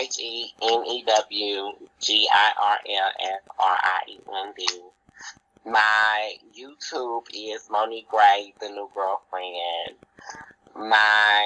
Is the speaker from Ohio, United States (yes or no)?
yes; Dayton, Ohio, United States; born and raised here